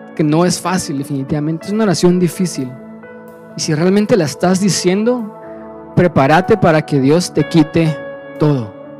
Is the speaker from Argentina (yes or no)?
no; Guatemala; somos gentiles guatemaltecos, nacidos en un país del tercer mundo